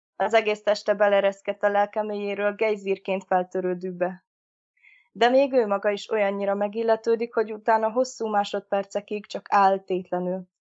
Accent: Hungary; én Kertvárosban nőttem fel, és ott is lakom jelenleg is

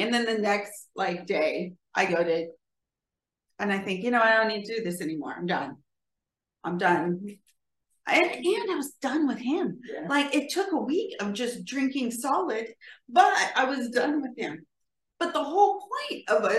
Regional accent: California, United States; I'm from California and evidently that's how we say writer.

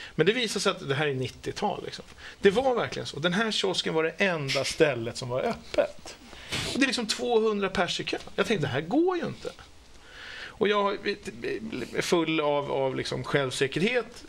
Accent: Stockholm, Stockholm County, Sweden; jag är från Stockholm

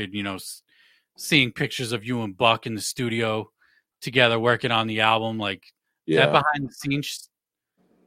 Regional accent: Worcester, Massachusetts, United States; I'm from Worcester

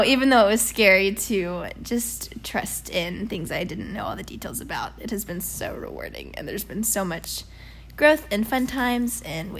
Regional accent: Texas, United States; I grew up in Texas in a small town near Houston that I'm not going to say the name of so that no one can kidnap me.

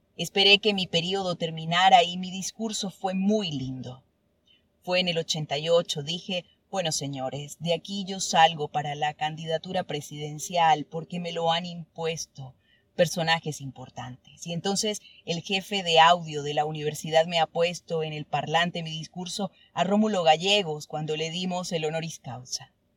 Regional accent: Churuguara, Falcón, Venezuela; moved away; also born or lived in Caracas; Churguara. mi pueblo.

